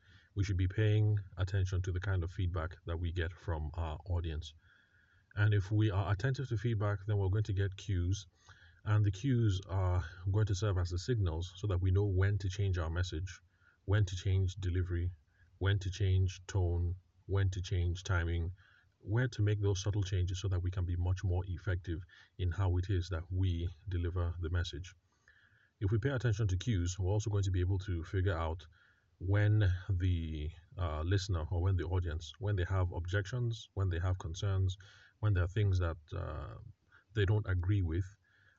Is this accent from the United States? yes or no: no; Benue, Nigeria; because I'm Tiv from the Middle Belt, Benue State, or North Central, depending on how some people like to call it